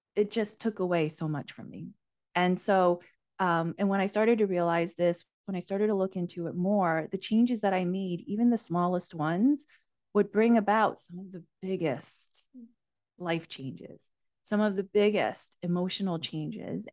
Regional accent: United States; also born or lived in Asia; My parents and I, with my younger brother, emigrated to the U, U S, um, when I was only four years

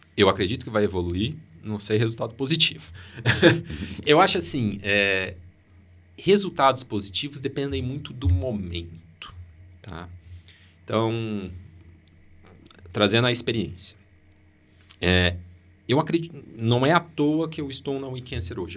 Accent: Maringá, Paraná, Brazil; Eu sou de Maringá

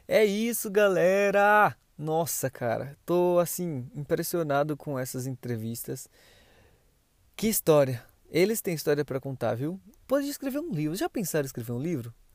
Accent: Pernambuco, Brazil; moved away as an adult; now in São Paulo, Brazil; Eu sou de Pernambuco, mas vim três anos, então para mim eu sou paulista

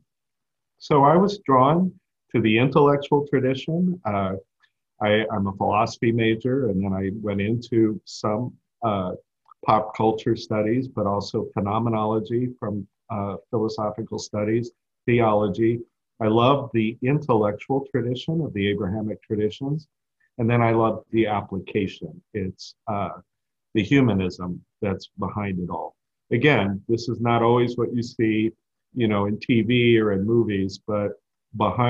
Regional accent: Houston, Texas, United States; now in Chicago, United States; I grew up in Houston

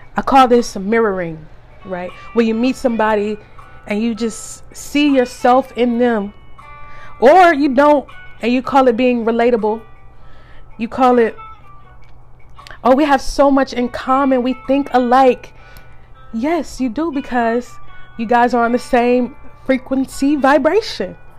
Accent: the South, United States; Growing up in the South

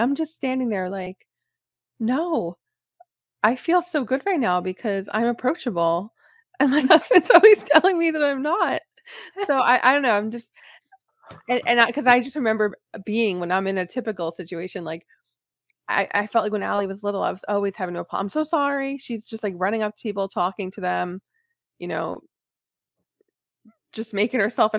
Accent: New York City, New York, United States; now in New Jersey, United States; When I grew up in New York City

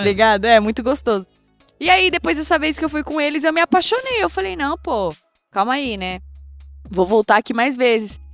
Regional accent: southeastern Brazilian coast, Brazil; now in São Paulo, Brazil; eu sou caiçara, né, mano? Tipo, eu vivo da praia. Sempre fui pra praia, sempre morei em lugar de praia.

